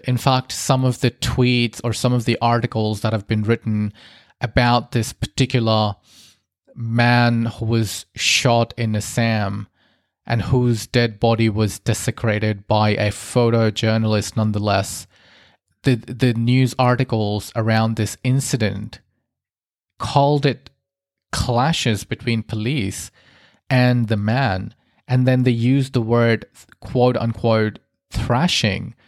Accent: Australia; I grew up in Australia, but I have Indian heritage

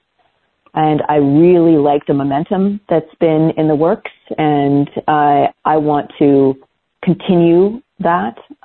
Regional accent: Portland, Oregon, United States; now in Bend, United States; I grew up in Oregon. I'm a graduate of Portland Public Schools

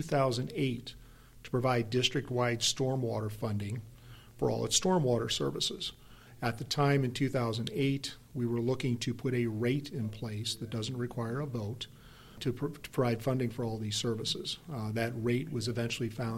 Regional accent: Belleville, Illinois, United States; moved away as an adult; now in St. Louis, United States; I'm originally from Belleville, Illinois

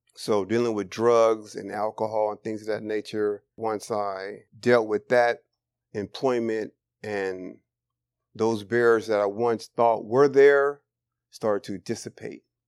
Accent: Bay Area, California, United States; born and raised in the Bay Area

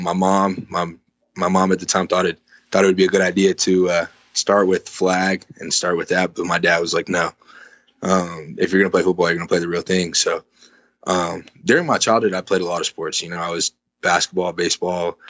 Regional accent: Arizona, United States; we're from Arizona

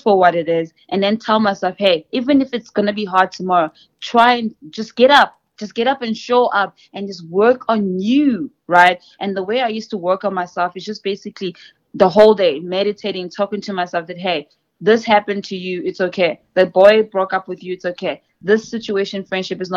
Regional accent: South Africa; moved away as an adult; also born or lived in Mozambique; now in United States; I'm from Mozambique originally, and I was born in South Africa because my parents came to South Africa

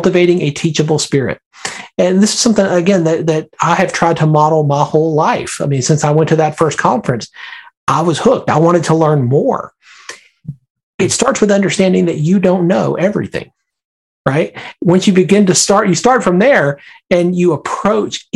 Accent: Birmingham, Alabama, United States; now in Northern Virginia, United States; I grew up in Birmingham, Alabama

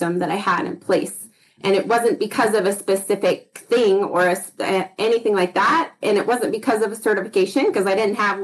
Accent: Idaho, United States; now in Utah, United States; I grew up in Idaho, moved to Utah

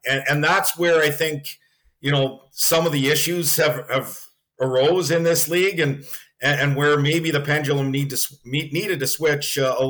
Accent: Edmonton, Alberta, Canada; I grew up in Edmonton

